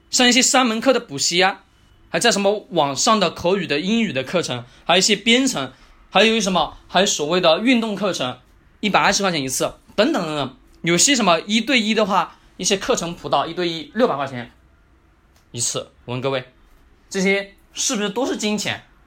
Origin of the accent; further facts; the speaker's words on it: China; 我们中国人